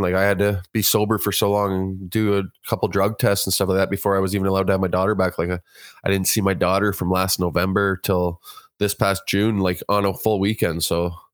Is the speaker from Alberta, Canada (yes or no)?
no; Kitchener, Ontario, Canada; now in Guelph, Canada; I'm from, uh, originally from Kitchener, Ontario, but I reside in Guelph now.